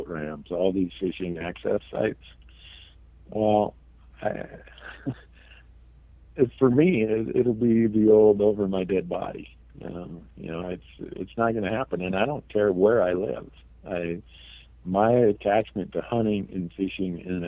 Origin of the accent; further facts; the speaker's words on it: Minnesota, United States; now in Montana, United States; I grew up in Minnesota